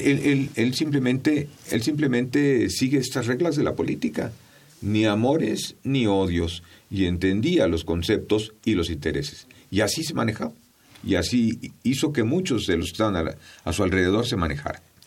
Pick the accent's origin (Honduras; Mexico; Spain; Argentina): Mexico